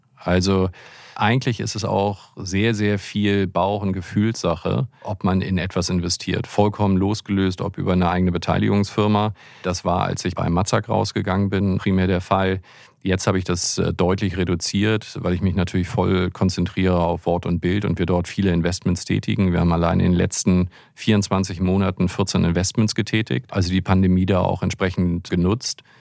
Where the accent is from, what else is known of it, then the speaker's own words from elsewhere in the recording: Hamburg, Germany; ich bin ja Hamburger